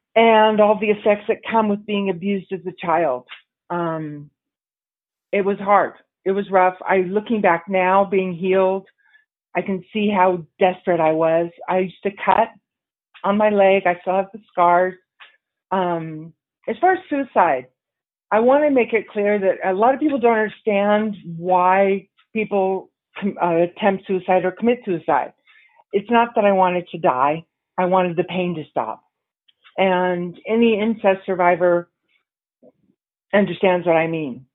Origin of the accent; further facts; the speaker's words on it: San Diego, California, United States; also born or lived in New York City; made my way back to San Diego, which is where my, my hometown